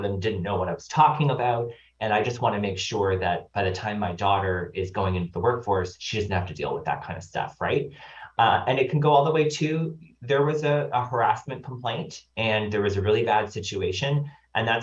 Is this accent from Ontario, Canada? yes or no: no; Nova Scotia, Canada; I'm from Nova Scotia